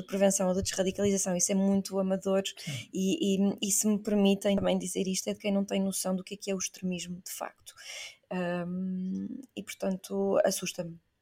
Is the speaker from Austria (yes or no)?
no; Portugal; eu sou portuguesa